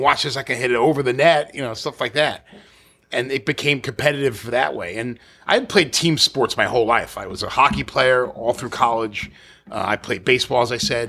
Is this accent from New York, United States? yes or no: yes; New York City, New York, United States; I grew up in Staten Island, so it was all New York City public courses